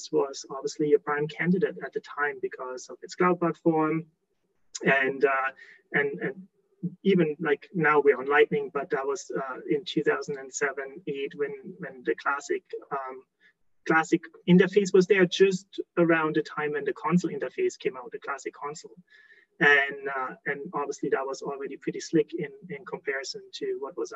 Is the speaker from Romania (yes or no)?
no; Germany; moved away as an adult; now in Alberta, Canada; born and raised in Germany, like in case someone picks up the accent, but been living in Canada, in beautiful Alberta, for the last 15 plus years.